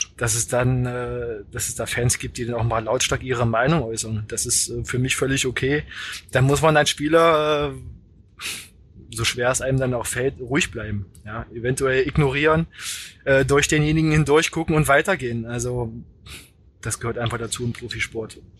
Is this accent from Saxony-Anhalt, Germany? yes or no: yes; Magdeburg, Saxony-Anhalt, Germany; moved away as an adult; now in Kiel, Germany; mit Magdeburg und ähm, das ist natürlich meine Heimat. Ich habe da bin da zur Schule gegangen.